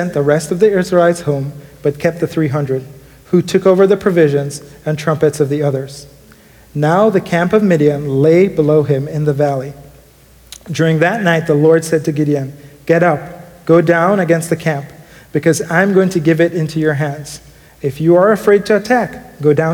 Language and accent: English; Jamaica; moved away; growing up in Jamaica